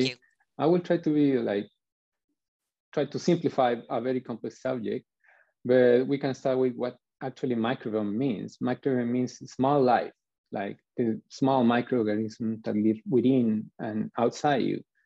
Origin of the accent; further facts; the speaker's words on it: Chile; I'm from Chile